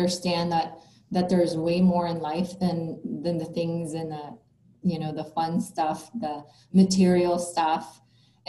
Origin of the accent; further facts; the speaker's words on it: Philippines; now in United States; I grew up in the Philippines